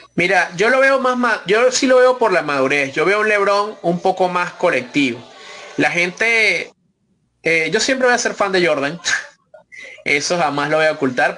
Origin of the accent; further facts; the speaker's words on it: Venezuela; nosotros como venezolanos